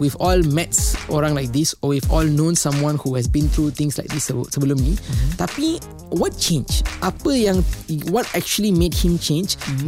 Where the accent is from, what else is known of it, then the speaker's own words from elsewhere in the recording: Petaling Jaya, Selangor, Malaysia; I berasal daripada kampung Kayuara. Uh, it's in Petaling Jaya.